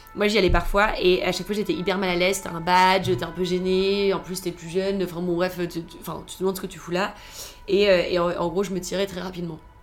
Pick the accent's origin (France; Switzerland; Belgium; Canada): France; Toulouse, Occitania; moved away as an adult; also born or lived in United States; now in Paris, France; je viens de Toulouse, et quand je suis arrivée à Paris